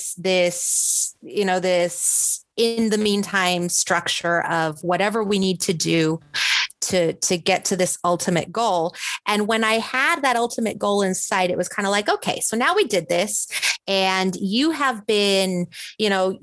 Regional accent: Mexico City, Mexico; moved away as an adult; also born or lived in Texas; now in Seattle, United States; I'm originally from Mexico City. So I did this the long, hard way. I was in Mexico City. I studied medicine in Mexico

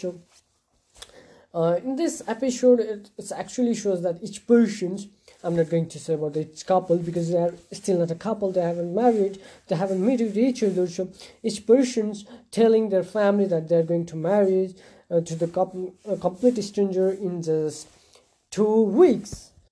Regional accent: Nepal; in my country, uh, I'm a Hindu Hindu culture, and I'm from Nepal

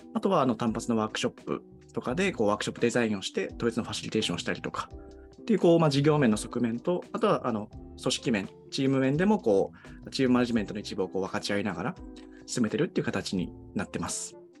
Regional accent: Tohoku, Japan; moved away; あの僕自身東北出身

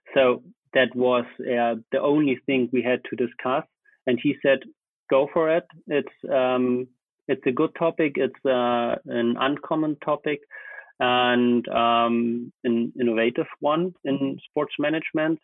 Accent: Germany; also born or lived in Potsdam / Bayreuth; I studied in Potsdam, so it was not far away from my hometown

